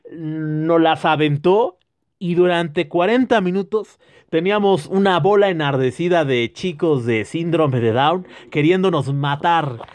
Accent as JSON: {"language": "Spanish", "country": "Mexico", "said": "nosotros como somos vergueros, como buen mexicano"}